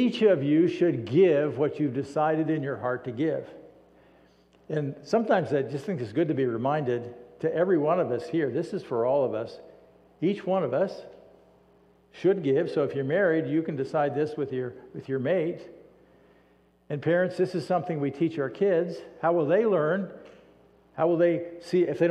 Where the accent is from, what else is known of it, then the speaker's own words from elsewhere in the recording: United States; We as American Christians